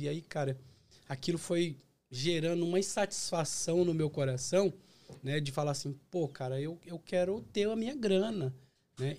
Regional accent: Osasco, São Paulo, Brazil; moved away as an adult; also born or lived in Bahia; now in United States; Eu sou da cidade de Osasco. Então eu, eu, eu, nasci em Osasco

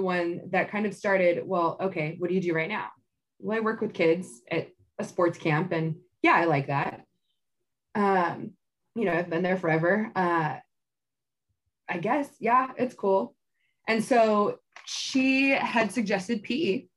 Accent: Tracy, California, United States; I grew up in Tracy, and I went to high school out here

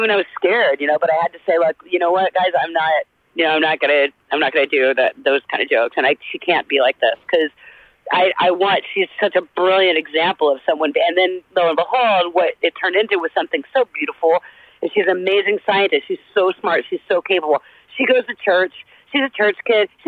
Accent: the South, United States; accent: Southern; losing my southern accent was for real like learning a new language.

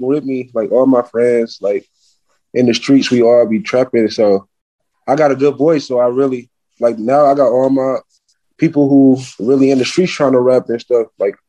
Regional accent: Milwaukee, Wisconsin, United States; also born or lived in Atlanta; Yeah, I'm from Milwaukee. I live here and in Atlanta. I'm in Milwaukee right now.

